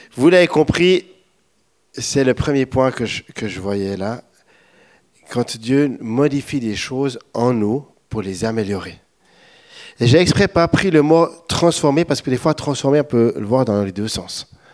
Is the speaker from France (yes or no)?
no; Switzerland; moved away; Je suis un bon Suisse